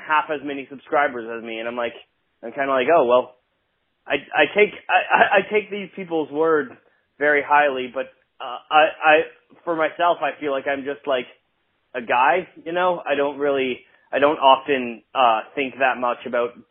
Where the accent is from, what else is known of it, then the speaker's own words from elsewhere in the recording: Ottawa, Ontario, Canada; moved away as an adult; now in Vancouver, Canada; Ottawa's my hometown